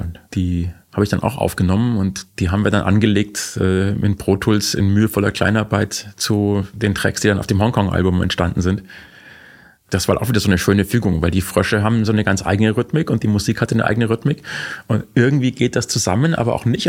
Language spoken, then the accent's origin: German; Bavaria, Germany; als Bayer